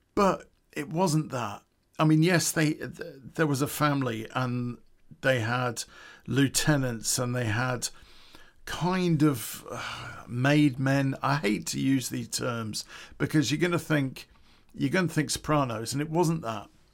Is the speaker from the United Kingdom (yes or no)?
yes; Coventry, West Midlands, United Kingdom; It's back in nineteen eighty where I grew up in Coventry.